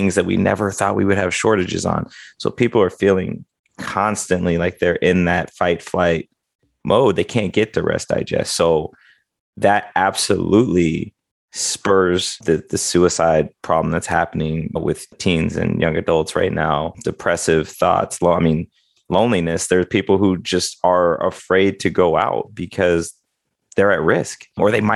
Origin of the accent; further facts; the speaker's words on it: Midwest, United States; I was raised in the Midwest